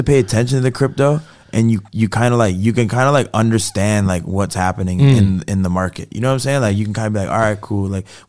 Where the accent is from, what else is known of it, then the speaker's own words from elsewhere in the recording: Toronto, Ontario, Canada; So like when I first started coming to America, and I would tell people, like, we're from Canada, like, blah, blah, blah.